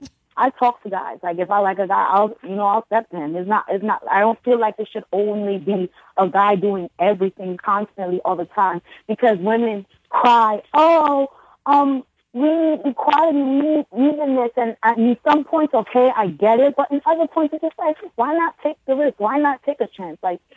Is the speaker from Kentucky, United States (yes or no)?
no; Brooklyn, New York, United States; oh, yeah. Brooklyn.